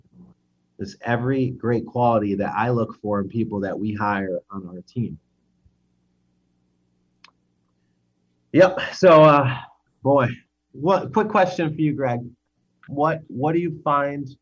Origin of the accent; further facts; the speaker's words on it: United States; I'm an American